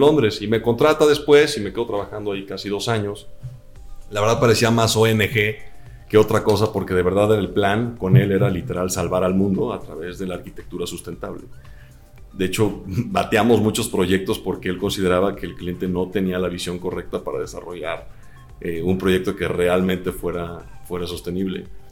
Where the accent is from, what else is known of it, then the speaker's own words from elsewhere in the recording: Guadalajara, Jalisco, Mexico; also born or lived in London / Milan; yo soy de Guadalajara